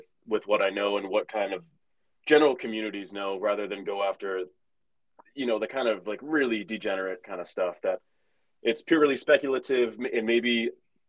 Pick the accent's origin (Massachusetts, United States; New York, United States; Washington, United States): Massachusetts, United States; Boston; moved away as an adult; now in Seattle, United States; we're both from Massachusetts, both Boston area musicians